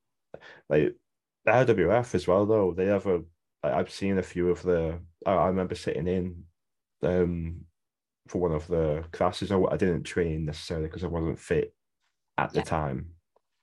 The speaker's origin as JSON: {"language": "English", "town": "Wigan", "region": "North West England", "country": "United Kingdom", "said": "I'm from Wigan, I'm British, like Northwest based"}